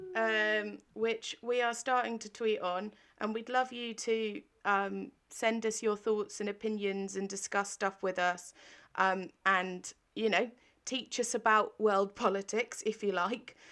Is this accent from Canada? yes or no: no; England, United Kingdom; as an English person